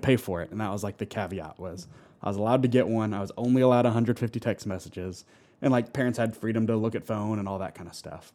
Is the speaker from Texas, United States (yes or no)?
no; Alpharetta, Georgia, United States; I grew up in Alpharetta, and so I grew up right across from Wills Park